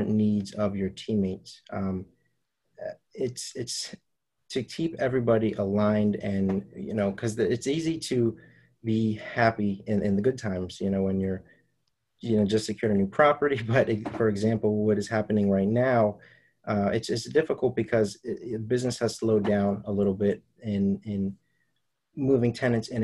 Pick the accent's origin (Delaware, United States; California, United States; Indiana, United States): Delaware, United States; Wilmington; in the city of Wilmington, Delaware, in a city where I was born and raised